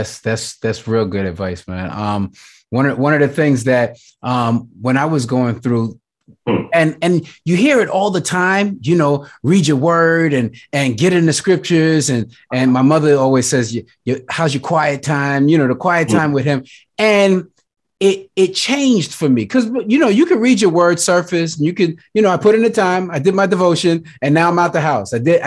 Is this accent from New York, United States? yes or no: yes; Brooklyn, New York, United States; it doesn't matter if I don't play from Brooklyn, that like I'm from Brooklyn